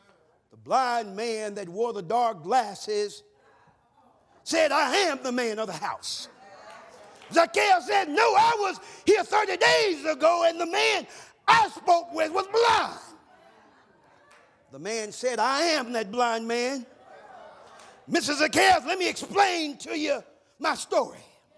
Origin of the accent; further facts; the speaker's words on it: the South, United States; years ago, where I grew up in the South, when someone passed, they put a funeral spray on the door.